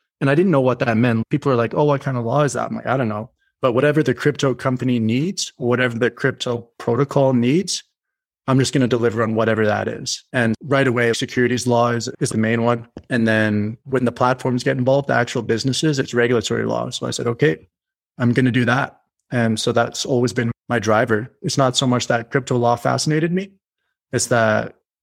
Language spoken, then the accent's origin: English; Canada; I'm Canadian.